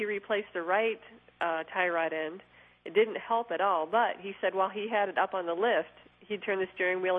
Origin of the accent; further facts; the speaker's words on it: Green Bay, Wisconsin, United States; From Green Bay, Wisconsin.